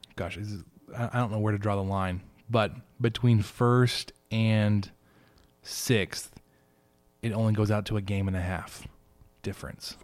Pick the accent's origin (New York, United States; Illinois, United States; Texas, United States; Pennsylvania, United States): Texas, United States; Dallas; as somebody from Dallas